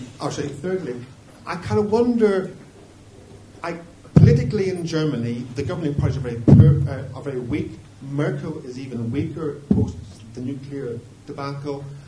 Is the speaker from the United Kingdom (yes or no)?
no; Ireland; as you can probably tell from my accent, I come from Ireland.